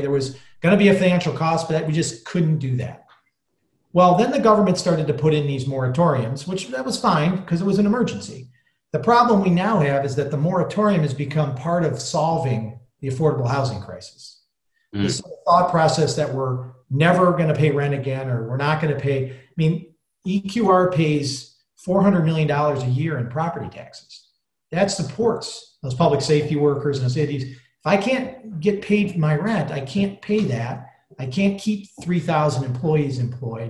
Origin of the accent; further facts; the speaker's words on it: Detroit, Michigan, United States; now in Chicago, United States; I grew up in the Detroit area, so I'm used to being in urban areas. Been in Chicago almost my whole life now